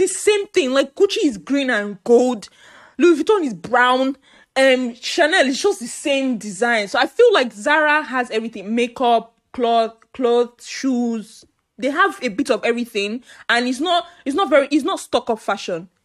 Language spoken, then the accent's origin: English; Nigeria; I'm Nigerian. I'm Igbo, to be precise